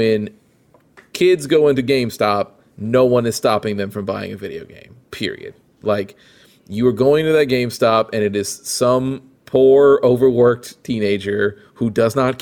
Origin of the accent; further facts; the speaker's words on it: Peoria, Illinois, United States; in my hometown, which in Peoria, it was not that big